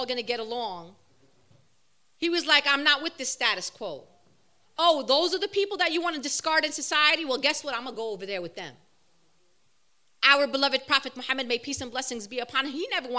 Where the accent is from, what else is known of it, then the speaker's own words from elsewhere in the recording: New York City, New York, United States; I'm born and raised, bred Brooklyn. It's in my blood